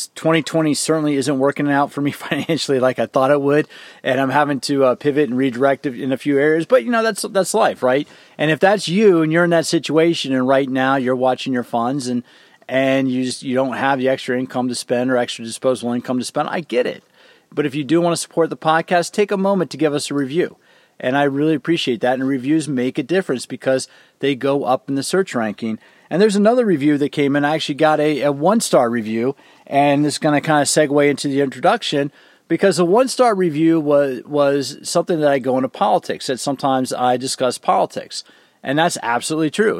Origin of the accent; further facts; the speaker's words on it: Washington, District of Columbia, United States; I'm from the DC area